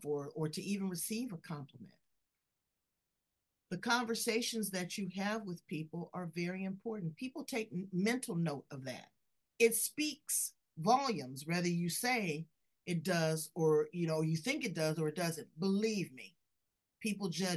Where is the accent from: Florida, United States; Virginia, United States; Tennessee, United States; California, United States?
California, United States; I'm from California